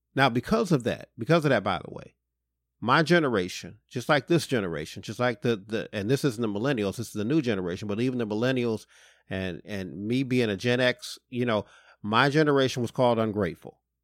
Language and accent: English; Detroit, Michigan, United States; I'm from Detroit